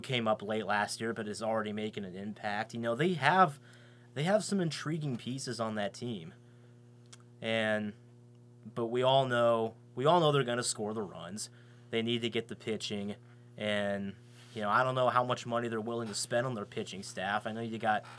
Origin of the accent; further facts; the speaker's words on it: Kansas, United States; I'm from Kansas.